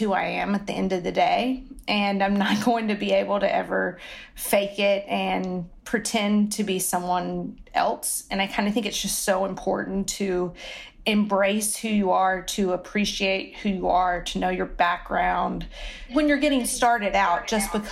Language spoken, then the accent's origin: English; the South, Southern United States, United States; accent: Southern; moved away as an adult; I loved my Southern accent and it just is not going to go away